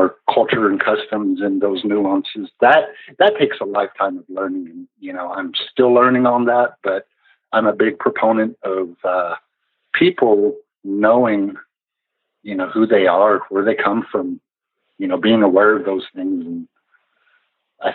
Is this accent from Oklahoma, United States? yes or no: yes; Western Oklahoma, United States; I came from Western Oklahoma. Both my parents, full-blood Cheyenne, raised us up to know and love our people.